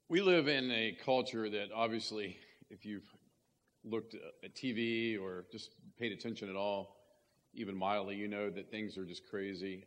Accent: West Virginia, United States; when I was growing up in West Virginia

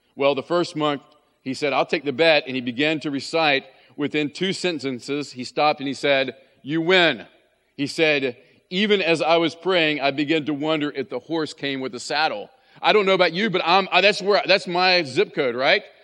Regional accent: West Virginia, United States; when I was growing up in West Virginia

